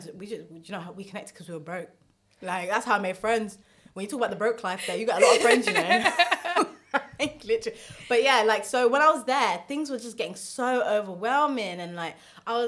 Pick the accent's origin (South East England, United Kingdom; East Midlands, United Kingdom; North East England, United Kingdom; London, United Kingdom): London, United Kingdom; I'm from Newham